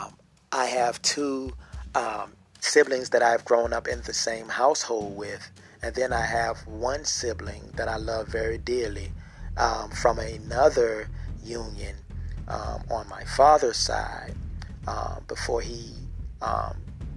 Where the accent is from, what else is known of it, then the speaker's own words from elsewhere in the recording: Norfolk, Virginia, United States; I am from Norfolk, Virginia